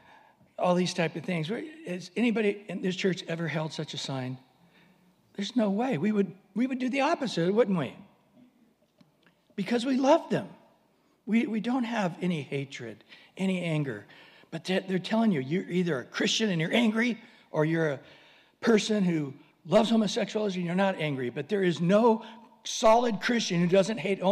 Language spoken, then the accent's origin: English; San Diego, California, United States; we're from San Diego